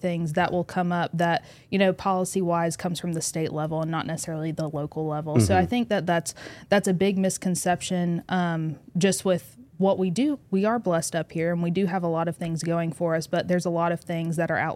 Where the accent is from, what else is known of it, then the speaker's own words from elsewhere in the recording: Northwest Arkansas, United States; I'm from Northwest Arkansas.